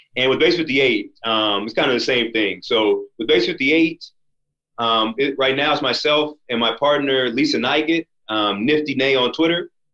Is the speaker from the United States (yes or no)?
yes; United States; as an American, and especially as a black American